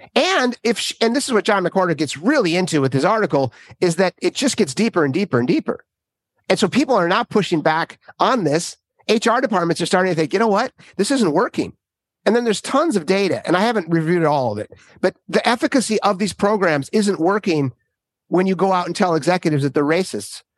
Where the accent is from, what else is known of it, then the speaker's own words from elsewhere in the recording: Minnesota, United States; I grew up in Minnesota